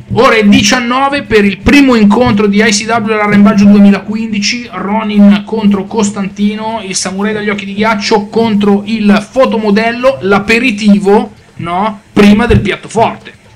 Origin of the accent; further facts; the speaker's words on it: Milan, Lombardy, Italy; io vengo da Milano e di nebbia me ne intendo